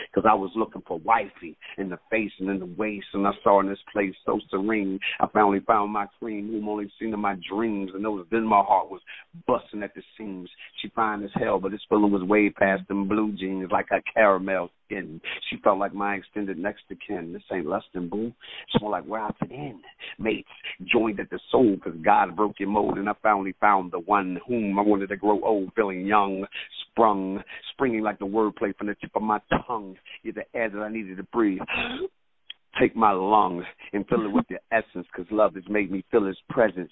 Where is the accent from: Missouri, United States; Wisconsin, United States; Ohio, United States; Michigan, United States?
Michigan, United States; Detroit; now in Atlanta, United States; I'm originally from Detroit, Michigan, but I live okay. in Atlanta now for the last 20 years